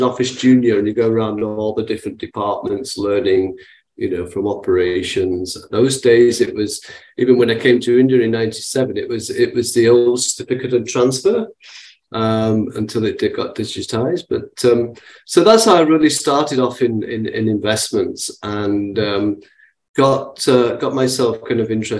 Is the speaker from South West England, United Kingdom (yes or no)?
no; Manchester, North West England, United Kingdom; So I'm originally from Manchester in England, and that's where I was born and brought up.